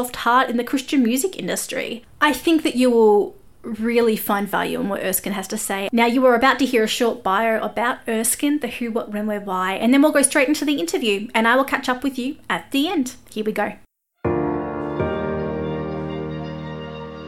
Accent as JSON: {"language": "English", "country": "Australia", "said": "I'm an Aussie music journalist"}